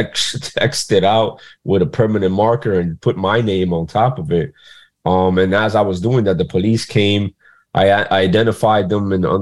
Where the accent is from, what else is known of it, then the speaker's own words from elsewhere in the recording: New York City, New York, United States; also born or lived in Dominican Republic; now in New York, United States; I was born in Queens, New York in 1985, smack dab in the era of the crack epidemic in New York City. And I was raised by a single mother on government assistance in a poverty-stricken area